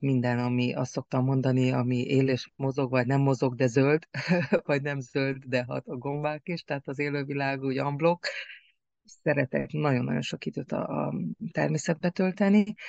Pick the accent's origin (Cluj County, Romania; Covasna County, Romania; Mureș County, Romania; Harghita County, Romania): Harghita County, Romania; Cârța; falunk, Karcfalván, ahol születtem